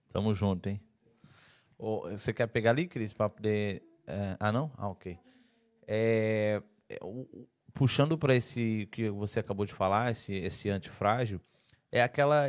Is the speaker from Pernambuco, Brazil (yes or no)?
no; Santa Catarina, Brazil; eu sou eu sou de Santa Catarina